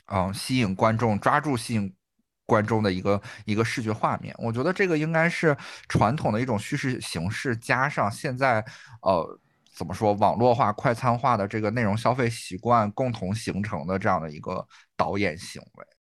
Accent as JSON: {"language": "Chinese", "region": "Northeast China", "country": "China", "said": "我们东北人"}